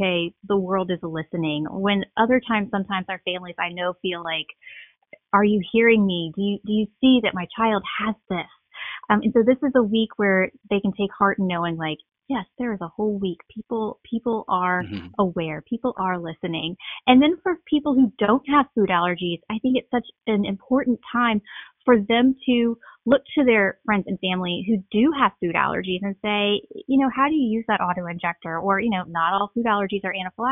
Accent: Southeast Louisiana, United States; growing up in Southeast Louisiana, I spent a lot of time at my grandparents' farm

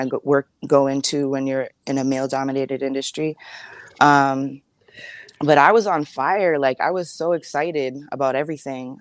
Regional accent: Massachusetts, United States; moved away as an adult; also born or lived in Minneapolis, Minnesota; I grew up in um, Massachusetts, but I was born in Minneapolis

